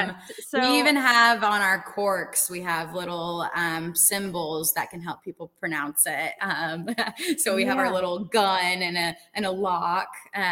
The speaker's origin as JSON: {"language": "English", "region": "Indiana", "country": "United States", "tie": "born or raised there", "also_born_or_lived": "Florida", "moved": "as an adult", "lives_now": "California, United States", "said": "I grew up in Indiana and I spent most of my childhood out there. I went to high school in Indianapolis and undergrad at Indiana University Bloomington, and then shipped out to Florida to achieve my master's degree."}